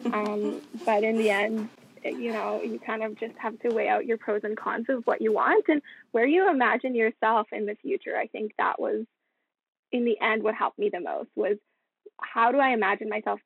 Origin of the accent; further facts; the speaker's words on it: Vancouver, British Columbia, Canada; I'm from Vancouver. For the past 4 years, I've been living in my parents' basement